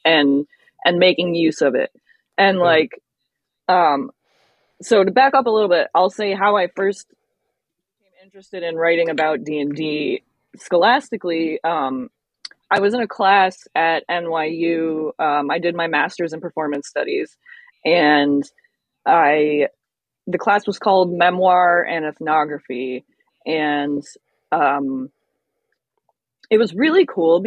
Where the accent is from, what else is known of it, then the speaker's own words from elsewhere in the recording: United States; being African American, but not a descendant of slaves